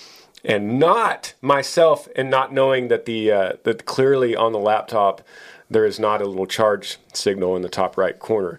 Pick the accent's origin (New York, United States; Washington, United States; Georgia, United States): Washington, United States; I'm from Washington State, just north of Seattle, and I just turned 20 a few days ago.